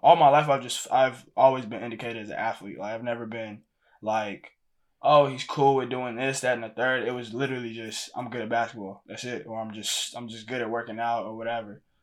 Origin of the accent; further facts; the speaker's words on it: Houston, Texas, United States; moved away as an adult; also born or lived in Lagos, Nigeria; now in Ohio, United States; I'm from Houston, Texas. I was born in Lagos, Nigeria